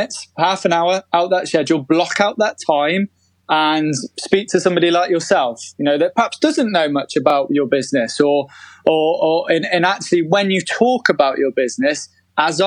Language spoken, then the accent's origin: English; United Kingdom; as British people